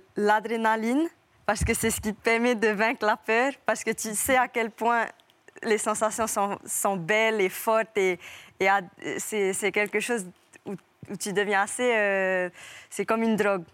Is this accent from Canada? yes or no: no; French Polynesia; je viens pas de Tahiti, je viens d'une île à côté